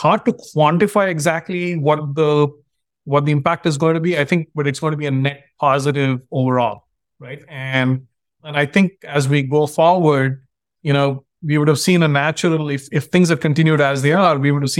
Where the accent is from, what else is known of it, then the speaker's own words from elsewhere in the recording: India; now in United States; I grew up in India, and when I moved to the US